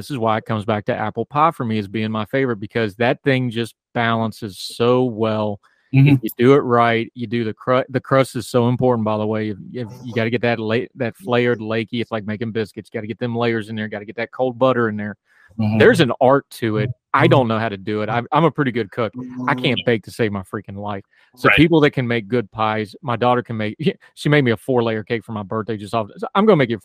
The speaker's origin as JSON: {"language": "English", "region": "West Virginia", "country": "United States", "tie": "born or raised there", "said": "when you're a little kid growing up in West Virginia and you got to go blackberry picking"}